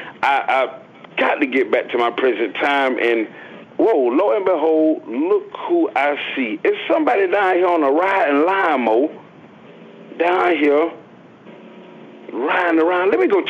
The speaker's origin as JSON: {"language": "English", "town": "Clearwater", "region": "Florida", "country": "United States", "tie": "born there", "said": "I was born down there in Clearwater"}